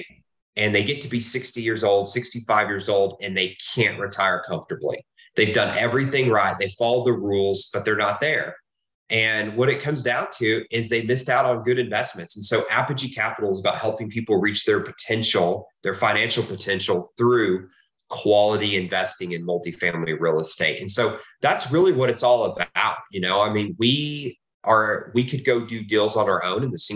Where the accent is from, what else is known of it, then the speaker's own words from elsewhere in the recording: Texas, United States; also born or lived in Oklahoma; I was born in Oklahoma. I've lived in Texas most of my life.